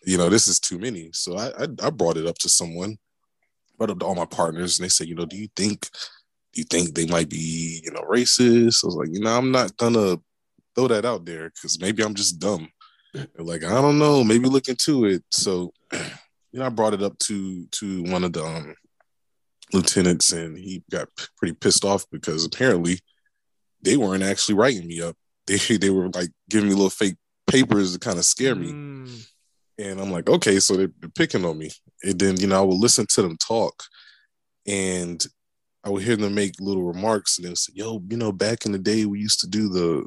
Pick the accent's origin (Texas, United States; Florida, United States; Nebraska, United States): Florida, United States; Tampa; I grew up in Central Florida. I grew up in Tampa.